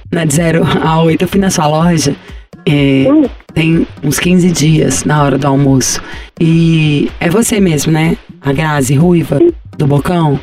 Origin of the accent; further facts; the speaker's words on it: Minas Gerais, Brazil; eu sou mineira